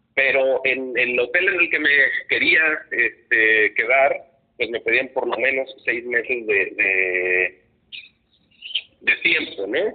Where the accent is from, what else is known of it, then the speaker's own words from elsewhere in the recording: Cuernavaca, Morelos, Mexico; moved away; yo soy de Cuernavaca